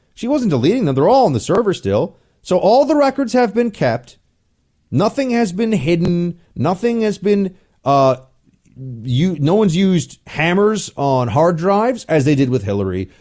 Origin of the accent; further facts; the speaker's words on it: New York City, New York, United States; I'm a New Yorker